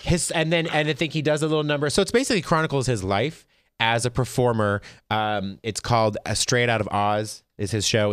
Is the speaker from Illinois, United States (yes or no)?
no; Las Vegas, Nevada, United States; I'm from Vegas